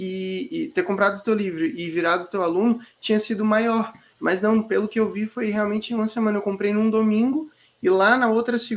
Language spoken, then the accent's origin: Portuguese; Florianópolis, Santa Catarina, Brazil; moved away; nascido é, eu morei muito tempo fora da ilha, mas hoje eu tô dentro da ilha.